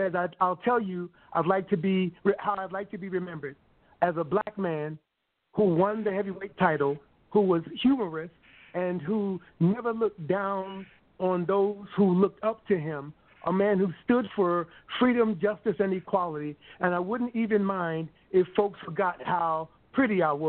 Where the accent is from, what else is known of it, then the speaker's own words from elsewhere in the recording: Glen Cove, New York, United States; moved away as an adult; now in San Francisco Bay Area, United States; our little project in Long Island, in Glen Cove, Long Island, New York